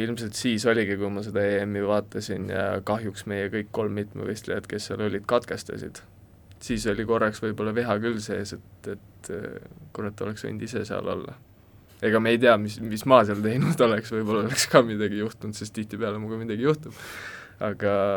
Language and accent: Estonian; Kolga, Harju County, Estonia; also born or lived in Loksa; Kolgakülast olen pärit ja Loksa gümnaasiumis siis äh, koolis käinud äh, kaksteist aastat